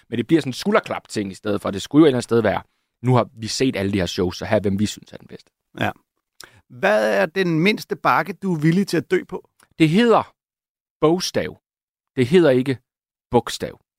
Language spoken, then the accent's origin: Danish; Jutland, Denmark; Og der er ikke noget værre, end at komme som jyde til København og få rettet alle dine ord.